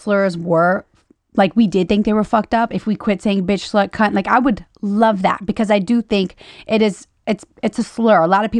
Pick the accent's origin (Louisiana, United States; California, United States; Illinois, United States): Louisiana, United States; I'm from Louisiana. People are racist as hell.